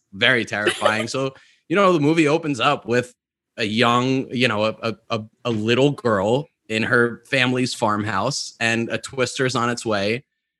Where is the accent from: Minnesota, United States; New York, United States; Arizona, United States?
New York, United States; I grew up in New York where there are very little to no tornadoes